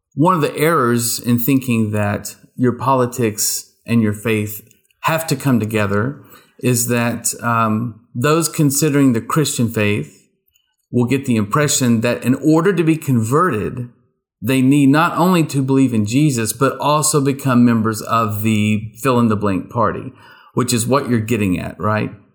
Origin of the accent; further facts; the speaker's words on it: rural East Texas, United States; I grew up in rural East Texas